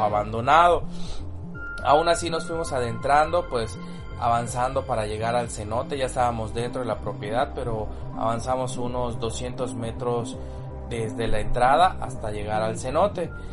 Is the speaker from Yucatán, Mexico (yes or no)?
yes; Yucatán, Mexico; saben que soy yucateco